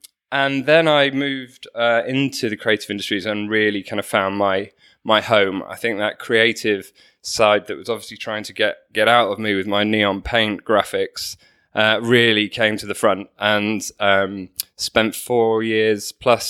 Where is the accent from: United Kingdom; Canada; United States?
United Kingdom; Manchester, North West England; So I'm actually a northerner, despite my accent. {S3} I know. Newcastle. {S2} So I grew up in Manchester